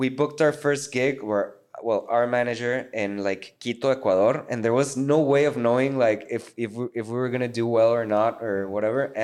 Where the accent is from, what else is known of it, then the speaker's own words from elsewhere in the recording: Mexico; we're from Mexico and that. I mean, we both speak Spanish